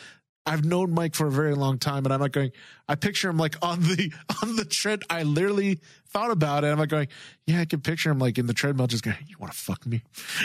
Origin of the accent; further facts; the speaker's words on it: Philippines; now in United States; I come from the Philippines.